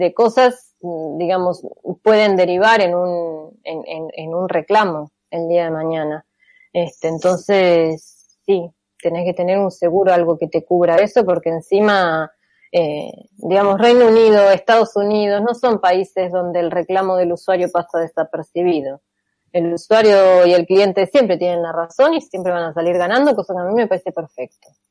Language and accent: Spanish; Argentina; yo soy argentina en Argentina